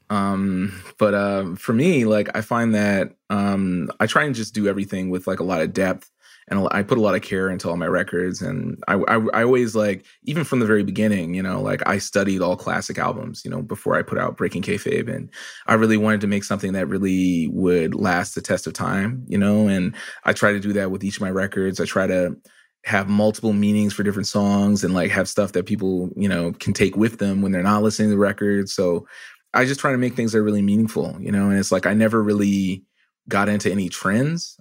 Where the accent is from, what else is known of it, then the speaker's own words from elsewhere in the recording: Canada; I'm also a Canadian